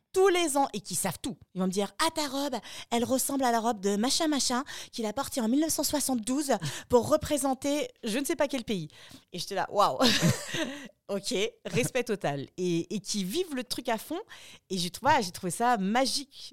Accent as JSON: {"language": "French", "country": "Austria", "tie": "born or raised there", "moved": "yes", "said": "j'ai grandi en Autriche"}